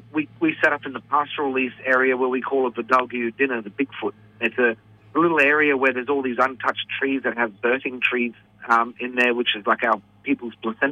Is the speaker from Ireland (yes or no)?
no; Wangan and Jagalingou country, Central Queensland, Australia; I am Wadawidi. I speak Widi. I'm from the Wangan and Jagalingu people, which is located about probably maybe 4 hours west of Bowen, inland. It's about 2.5-3 hours drive northwest of Claremont, which is the closest town. I'm basically living on country at the moment